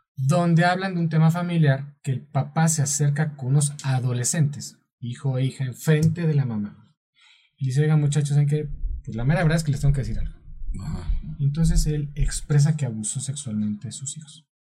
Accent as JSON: {"language": "Spanish", "country": "Mexico"}